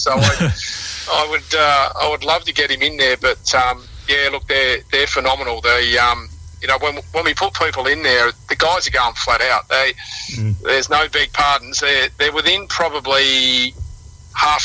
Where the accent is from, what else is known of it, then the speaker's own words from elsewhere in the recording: Tasmania, Australia; since I grew up in Tassie